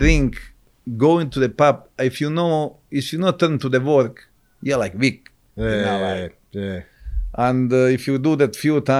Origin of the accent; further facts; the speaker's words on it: Croatia; English is a second language; moved away as an adult; now in Australia; We grew up in Croatia. We grew up in same village.